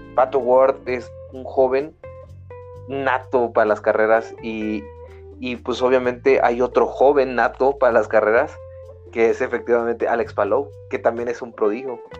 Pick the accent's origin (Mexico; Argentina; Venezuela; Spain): Mexico; como mexicano